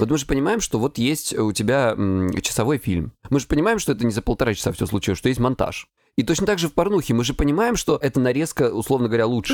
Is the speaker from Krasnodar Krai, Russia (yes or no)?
yes; Krasnodar Krai, Russia; я с Кубани